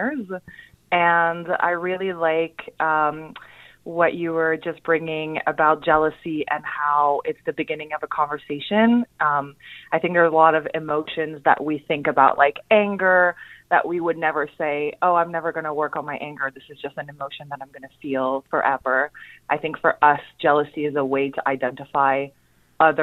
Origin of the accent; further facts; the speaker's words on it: Montreal, Quebec, Canada; now in New York City, United States; I'm from Montreal originally. I moved to New York City